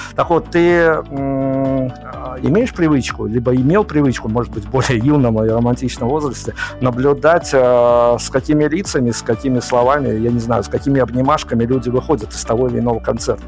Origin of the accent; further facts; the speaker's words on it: Belarus; я вот из Беларуси